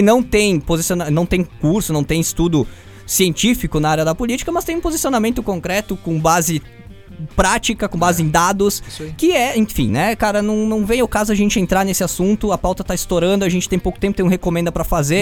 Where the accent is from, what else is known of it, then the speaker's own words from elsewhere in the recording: Brazil; eu sou brasileiro